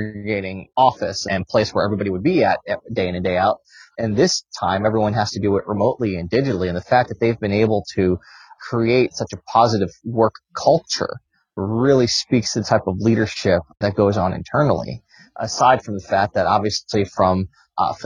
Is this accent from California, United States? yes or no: yes; San Diego, California, United States; moved away as an adult; also born or lived in Rochester, New York; now in Washington, D.C., United States; I grew up in upstate New York in Rochester. It's where I spent my childhood. And then when I was 10, we moved to San Diego, California, where I spent most of my time until I moved to Washington, D.C. in 2006